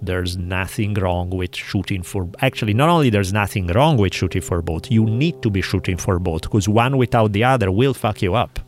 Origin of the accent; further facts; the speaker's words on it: Milan, Lombardy, Italy; moved away; where I grew up, in, in the part of town where I grew up in Milan